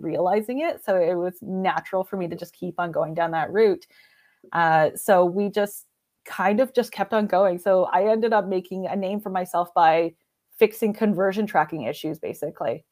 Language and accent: English; British Columbia, Canada; moved away as an adult; also born or lived in Alberta; I decided that I didn't wanna be in British Columbia anymore, so I'm Canadian.